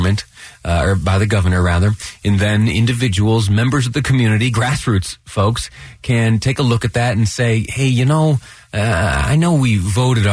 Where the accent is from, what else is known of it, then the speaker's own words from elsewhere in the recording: Western New York, United States; now in Utah, United States; I did a good deal of my growing up in Western New York